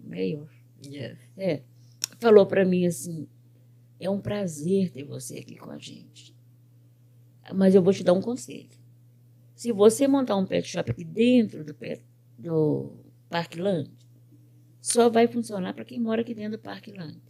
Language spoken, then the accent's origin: Portuguese; Belo Horizonte, Minas Gerais, Brazil; moved away as an adult; now in United States; Eu sou de Belo Horizonte. Eu nasci no bairro do Horto, na rua Pitangui, 2004.